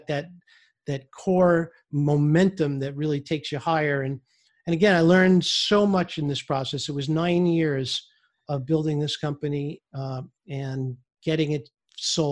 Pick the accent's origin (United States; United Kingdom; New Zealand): United States; New York City, New York; I grew up in Brooklyn, New York